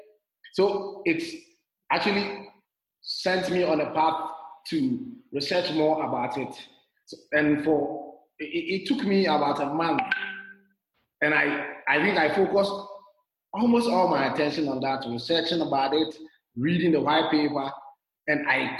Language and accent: English; Ghana; moved away as an adult; also born or lived in Zimbabwe; now in Rwanda; I'm originally from Ghana, but since 2016, November, I've been traveling